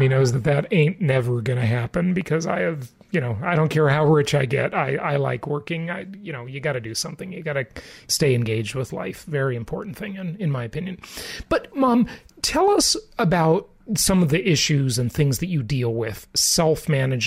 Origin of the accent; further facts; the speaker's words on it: Los Angeles, California, United States; moved away; Mom and I grew up in Southern California, in Los Angeles, in Orange County